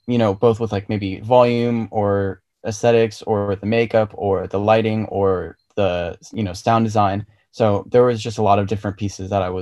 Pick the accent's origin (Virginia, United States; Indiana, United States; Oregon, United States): Virginia, United States; moved away as an adult; also born or lived in Belgium; we moved back from Belgium and ended up in like the DC area, so in Virginia. And that's pretty much where I spent like middle school and high school.